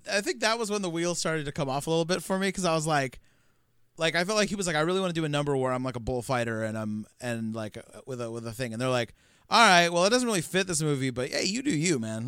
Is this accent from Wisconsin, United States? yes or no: no; California, United States; we're from uh, California